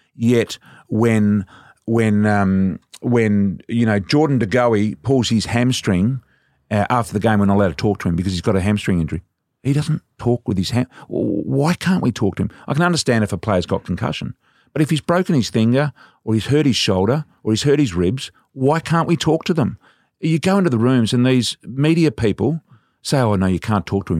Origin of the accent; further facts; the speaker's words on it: Australia; I'm from Australia